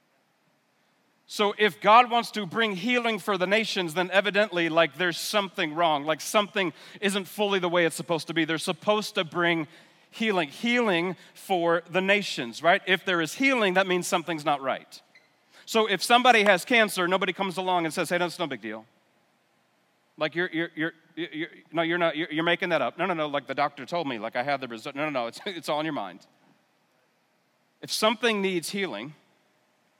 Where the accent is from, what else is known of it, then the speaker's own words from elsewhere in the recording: New York area, United States; moved away as an adult; also born or lived in North Carolina; I'm from the New York area